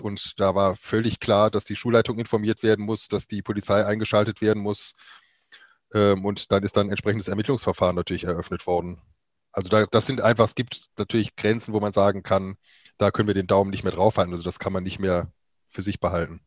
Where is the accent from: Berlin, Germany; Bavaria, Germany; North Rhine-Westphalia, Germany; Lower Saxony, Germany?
North Rhine-Westphalia, Germany; near Cologne; moved away as an adult; also born or lived in Weimar; Ich komme ursprünglich aus der Nähe von Köln, habe da vor mittlerweile 27 Jahren mein Abi gemacht